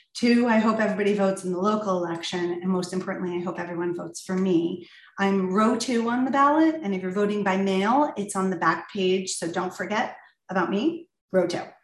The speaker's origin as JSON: {"language": "English", "town": "Ridgewood", "region": "New Jersey", "country": "United States", "tie": "born or raised there", "moved": "as an adult", "said": "I was born in Ridgewood, raised in Ridgewood, uh, and moved back here to raise my own family"}